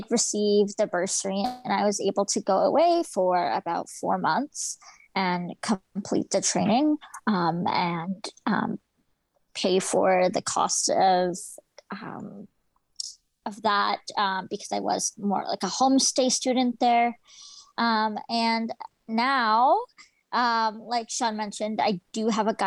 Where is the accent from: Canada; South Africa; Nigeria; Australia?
Canada; Aldergrove, British Columbia; I also come from a small town. I'm from Aldergrove, and it's very rural. Not a lot of services out here